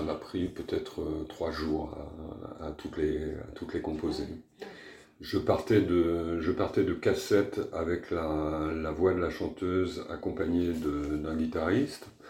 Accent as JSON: {"language": "French", "country": "France", "said": "je suis français, que j'habite en France"}